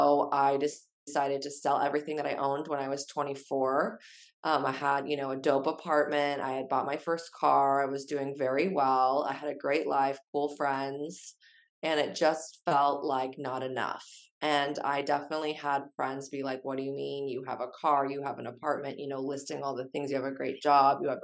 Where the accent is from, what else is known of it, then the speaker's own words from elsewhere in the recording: San Diego, California, United States; also born or lived in Chicago; I'm from San Diego and my dad owned a PR firm growing up